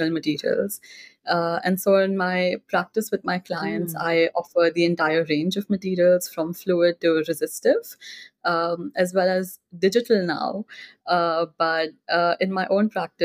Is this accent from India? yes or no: yes; Mumbai, Maharashtra, India; also born or lived in Singapore; I grew up in Mumbai, India, and that is where I completed